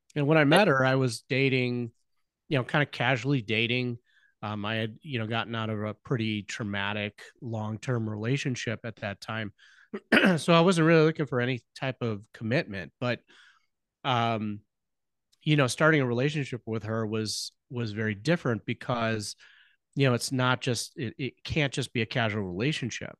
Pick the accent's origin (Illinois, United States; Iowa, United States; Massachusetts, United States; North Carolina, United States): Illinois, United States; Chicago; also born or lived in Nebraska; we were both born and born and raised in the Chicago land area